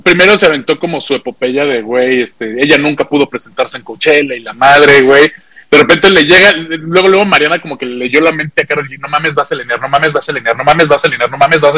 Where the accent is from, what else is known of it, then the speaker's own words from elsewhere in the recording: Mexico; ver una banda mexicana